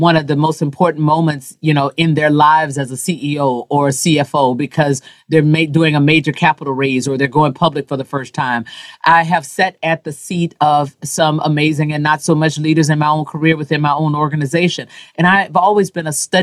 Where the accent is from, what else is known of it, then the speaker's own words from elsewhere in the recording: the South, United States; as a Black woman growing up in the South